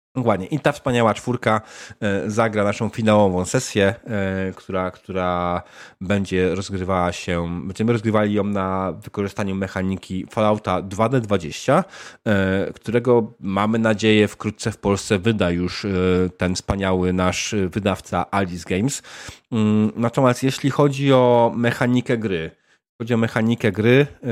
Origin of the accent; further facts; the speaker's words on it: Canada; tylko ja jestem z Kanady